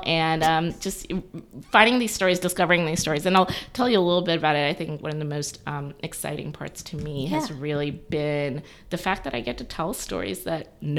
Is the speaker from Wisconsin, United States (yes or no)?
no; Auburn, Alabama, United States; moved away as an adult; now in Atlanta, United States; I'm actually from Auburn, Alabama, War Eagle, and I came to Atlanta about 20 some odd years ago, actually for college, and I fell in love with the city.